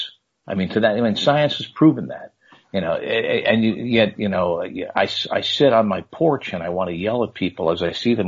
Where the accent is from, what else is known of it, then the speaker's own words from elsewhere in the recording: New Jersey, United States; growing up in North Jersey